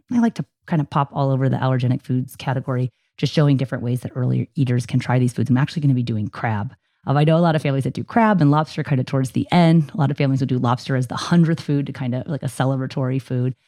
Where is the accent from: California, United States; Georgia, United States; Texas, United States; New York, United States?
California, United States; Poway; my hometown of Poway, California